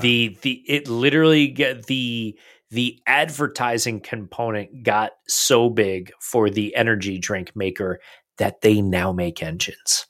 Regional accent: United States; being that we are American fans

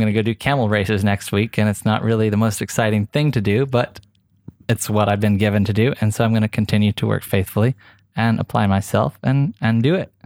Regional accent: Oklahoma, United States; moved away as an adult; now in Dubai, United Arab Emirates; I came from a really small town in Oklahoma, and it wasn't just like I moved from Oklahoma to Dubai

